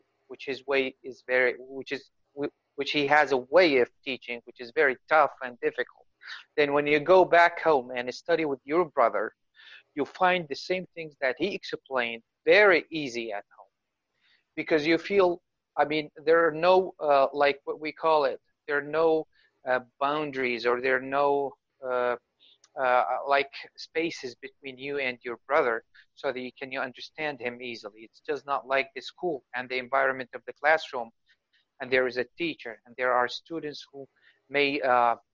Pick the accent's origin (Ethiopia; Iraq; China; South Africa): Iraq; English is a second language; I am from Iraq.